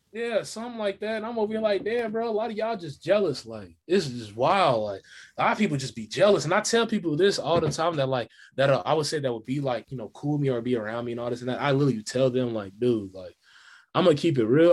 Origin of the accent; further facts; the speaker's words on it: Kansas City, Missouri, United States; I'm from Kansas City, Missouri